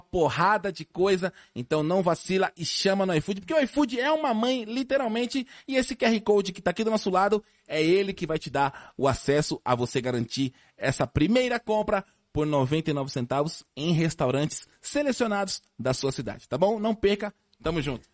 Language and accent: Portuguese; São Paulo, Brazil; Lá na, na minha rua, lá no Tatuapé, eu, eu nasci no Tatuapé ali